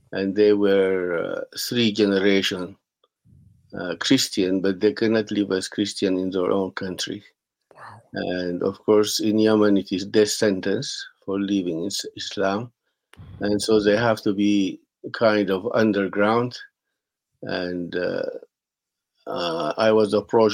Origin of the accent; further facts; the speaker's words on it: Sudan; I was born in Sudan, and then I have lived most of my life in Sudan